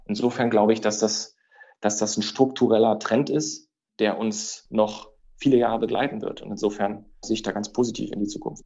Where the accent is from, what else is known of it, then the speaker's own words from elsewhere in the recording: Berlin, Germany; moved away as an adult; now in Frankfurt, Germany; meine Heimat, das ist die für mich tollste Stadt